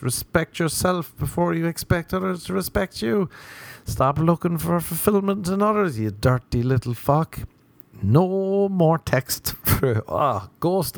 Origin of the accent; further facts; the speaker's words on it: Ireland; moved away as an adult; now in Los Angeles, United States; growing up in Ireland